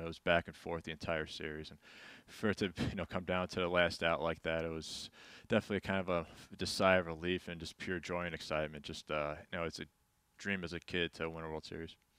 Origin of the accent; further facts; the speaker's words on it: New York, United States; growing up as a kid, I grew up in New York